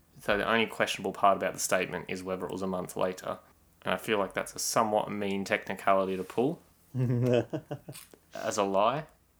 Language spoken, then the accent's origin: English; Australia; I'm an idiot from Australia.